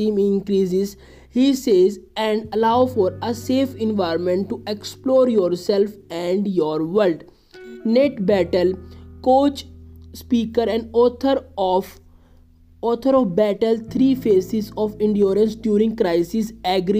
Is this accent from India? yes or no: yes; India; I am from India